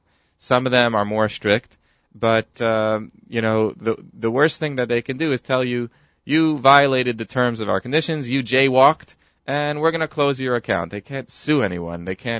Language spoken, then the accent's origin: English; New York City, New York, United States; We're from New York City.